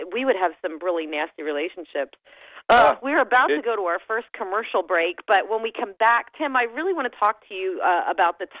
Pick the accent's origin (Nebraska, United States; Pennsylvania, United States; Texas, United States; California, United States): Pennsylvania, United States; Berks County; I'm from Berks County, so we pronounce things really odd here